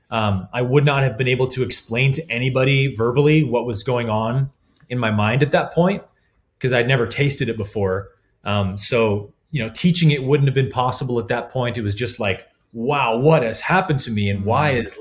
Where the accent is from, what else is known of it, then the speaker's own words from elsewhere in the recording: Colorado, United States; also born or lived in California; uh, I grew up in Colorado for four years of my life and always kind of knew I wanted to go back there at some point.